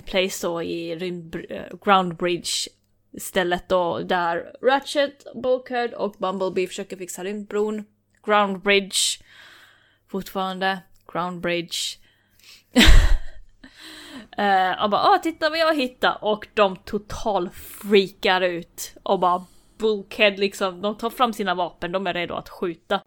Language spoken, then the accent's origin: Swedish; Finland; jag är ändå finne